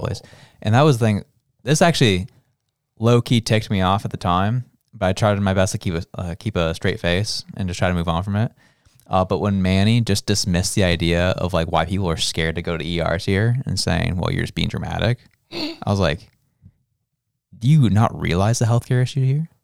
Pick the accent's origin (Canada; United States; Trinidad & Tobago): Canada; As a Canadian